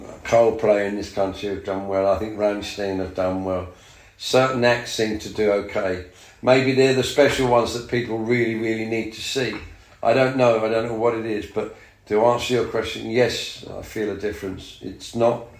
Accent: London, United Kingdom; being English and London

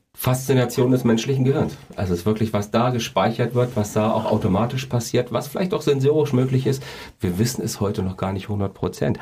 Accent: Kassel, Hesse, Germany; Ich bin ja quasi hier in Kassel geboren

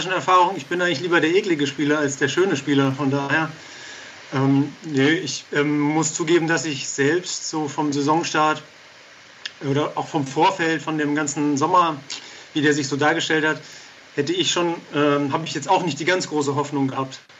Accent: Darmstadt, Hesse, Germany; also born or lived in Hamburg; Äh, ich bin gebürtiger Hamburger, der von seinen Eltern nach Darmstadt gebracht wurde.

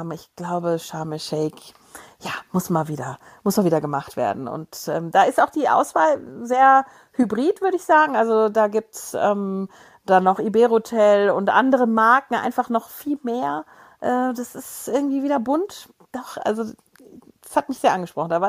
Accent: Germany; Ja, mein Gott, da sind wir Deutsche.

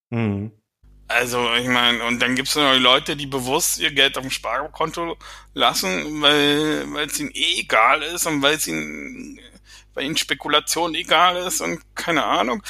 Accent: Berlin, Germany; moved away; sage ich als Berliner

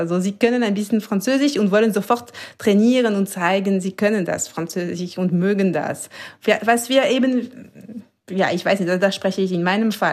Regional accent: Valais, Switzerland; accent: Valais (Walliser); German is a second language; moved away as an adult; also born or lived in Zurich; meinen Waliser Akzent

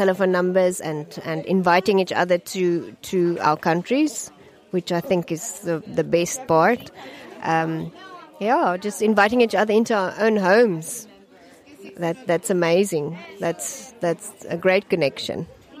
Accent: South Africa; I'm from South Africa.

